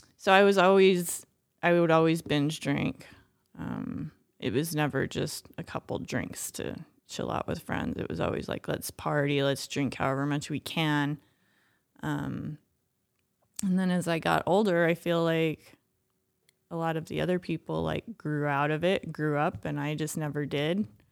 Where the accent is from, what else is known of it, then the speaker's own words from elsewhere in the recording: Boulder, Colorado, United States; I grew up in Boulder